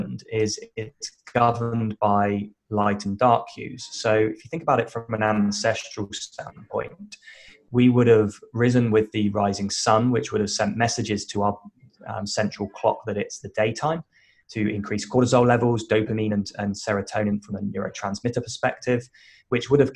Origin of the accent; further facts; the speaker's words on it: United Kingdom; moved away as an adult; now in Western Australia, Australia; I'm British, originally moved to Australia about 10 years ago